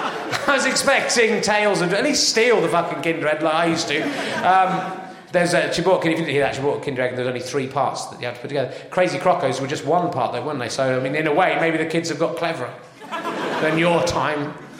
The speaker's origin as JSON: {"language": "English", "town": "Northampton", "region": "East Midlands", "country": "United Kingdom", "said": "You can beat that, I come from Northampton and rugby shit."}